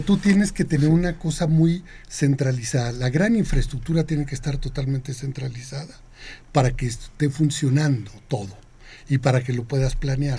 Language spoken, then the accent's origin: Spanish; Chihuahua, Mexico; also born or lived in Sonora / Ciudad Juárez; mi infancia fue en Ciudad Juárez hasta los 11, 12 años, y, el resto fue en Chihuahua, Chihuahua